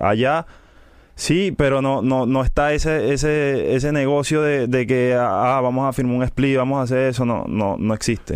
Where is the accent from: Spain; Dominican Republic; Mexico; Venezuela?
Venezuela; Caracas, Capital District; soy de Venezuela, Caracas